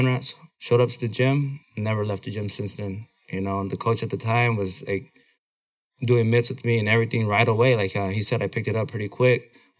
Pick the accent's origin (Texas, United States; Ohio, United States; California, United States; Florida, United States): California, United States; Blythe; born or raised there; moved away as an adult; also born or lived in Oxnard, California